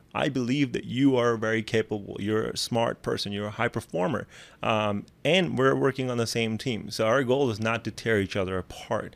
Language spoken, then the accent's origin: English; Pakistan; moved away; I come from Pakistan